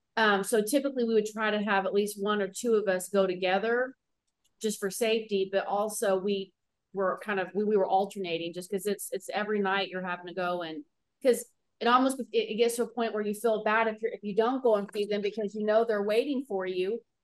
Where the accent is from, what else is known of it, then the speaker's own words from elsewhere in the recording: Houston, Texas, United States; I'm from Houston